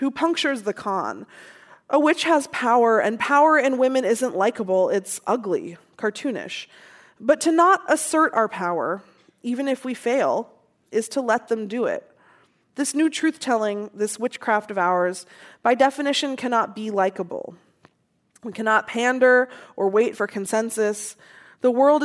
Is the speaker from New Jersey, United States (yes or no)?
no; Seattle, Washington, United States; growing up in Seattle